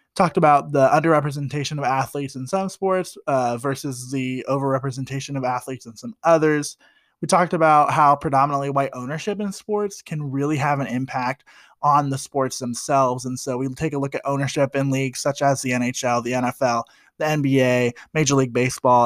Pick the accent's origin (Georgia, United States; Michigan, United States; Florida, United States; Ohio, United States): Ohio, United States; Columbus; I grew up in Columbus, Ohio